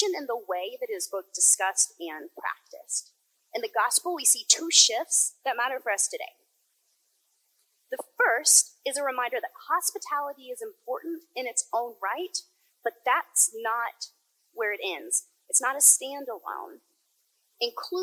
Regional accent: the South, United States; growing up in the South

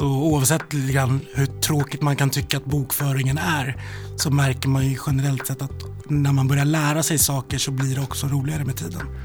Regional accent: Stockholm, Stockholm County, Sweden; also born or lived in Rinkeby; Jag är eh, född i Rinkeby och eh, uppväxt i Vällingby-Hässelby i Västerort

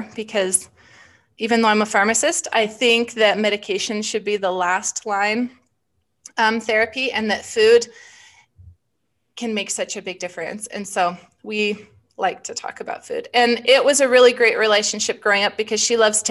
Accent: Wyoming, United States; I grew up in Wyoming and chose University of Wyoming

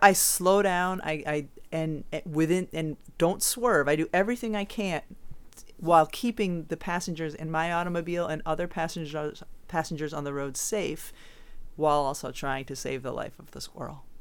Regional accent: Southwick, Massachusetts, United States; my hometown of Southwick, Massachusetts

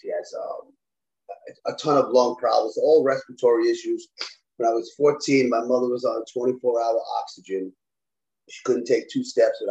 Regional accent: New York City, New York, United States; now in Florida, United States; I grew up in the Bronx.

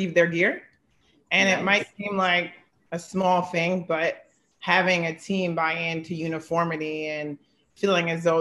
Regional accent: Philadelphia, Pennsylvania, United States; I'm from Philadelphia

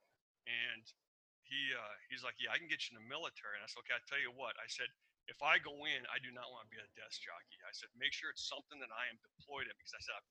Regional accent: Iowa, United States; moved away as an adult; also born or lived in Arizona / Seattle; I grew up in Iowa. I told you that. 18 years in Iowa

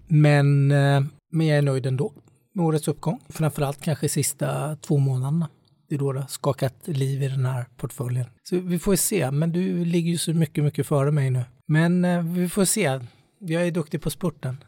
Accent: Småland, Sweden; jag är smålänning

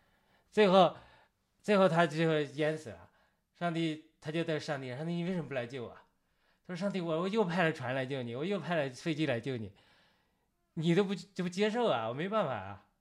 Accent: China; 当我们中国人讲和平平和，一种是内心的平静。

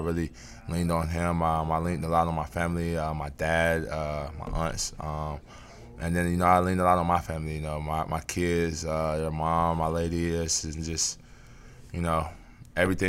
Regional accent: North Carolina, United States; moved away as an adult; now in Washington, D.C., United States; D.C. is definitely right up the road from my hometown, which is in North Carolina

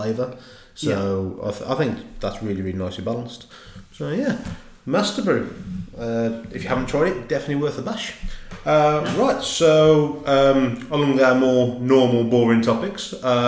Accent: Dudley, West Midlands, United Kingdom; I grew up in Dudley

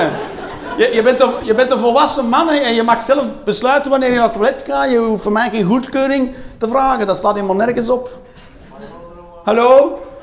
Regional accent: Flanders, Belgium; wij Vlamingen

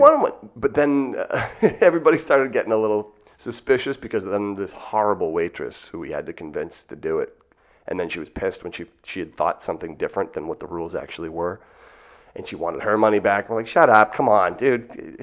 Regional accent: Marshfield, Massachusetts, United States; moved away as an adult; now in New York City, United States; Boston, Massachusetts, specifically Marshfield, thirty minutes south on the water between Plymouth and Boston

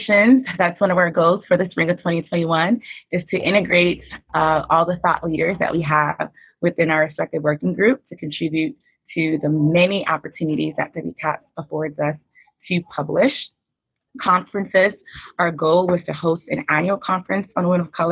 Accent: United States; my position as an American

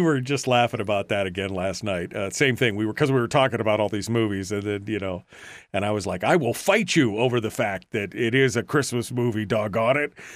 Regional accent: Fairbanks, Alaska, United States; we'd have a big family party where the extended family, aunts and uncles and cousins and stuff would come when I lived in Fairbanks

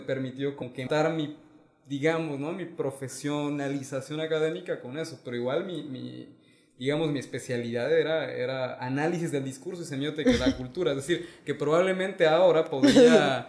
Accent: Mexico; moved away; soy mexicano, pero llevo mucho tiempo viviendo fuera

